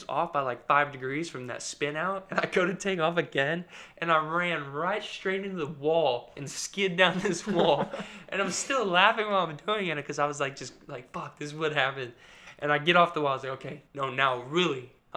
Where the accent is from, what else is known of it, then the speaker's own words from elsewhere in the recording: United States; I'm American